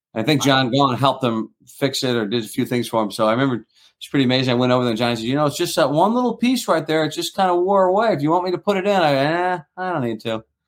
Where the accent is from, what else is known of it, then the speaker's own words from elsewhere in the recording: St. Louis, Missouri, United States; I grew up in St. Louis, Missouri.